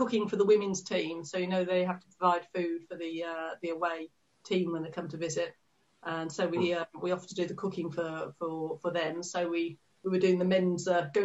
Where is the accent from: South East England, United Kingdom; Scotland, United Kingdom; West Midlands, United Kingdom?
West Midlands, United Kingdom; Wolverhampton; moved away as an adult; now in Worthing, United Kingdom; I was born in Wolverhampton, so just across from where Pete's from. In the back country, and then I came down to the south coast for work.